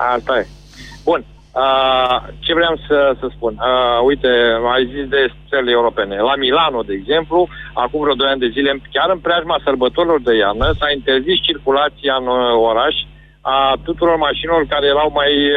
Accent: Galați, Galați County, Romania; nu sunt din București, sunt din Galați

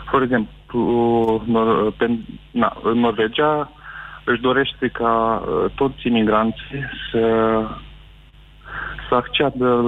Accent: Iași, Iași County, Romania; moved away as an adult; Uh, nu, sunt din Iași.

